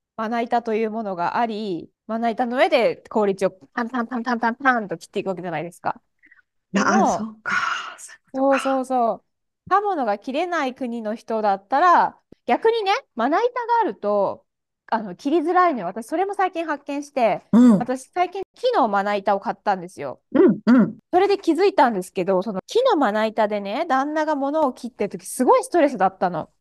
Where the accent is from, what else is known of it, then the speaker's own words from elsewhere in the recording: Japan; moved away as an adult; also born or lived in Germany; 私、まあ、日本で生まれてドイツでしばらく住んでっていう状況だったので